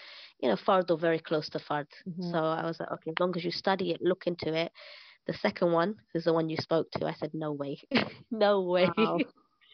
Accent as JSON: {"language": "English", "region": "London", "country": "United Kingdom", "moved": "as an adult", "lives_now": "Syria", "said": "I'm from East London."}